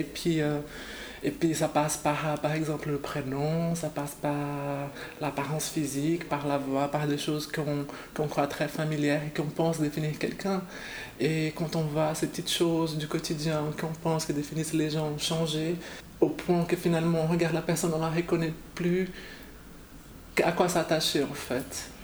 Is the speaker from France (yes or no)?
no; Brazil; moved away; je viens du Brésil